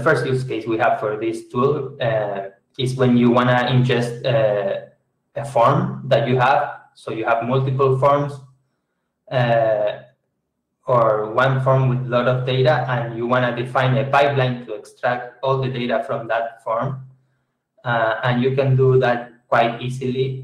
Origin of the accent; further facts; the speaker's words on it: Argentina; I'm from Argentina.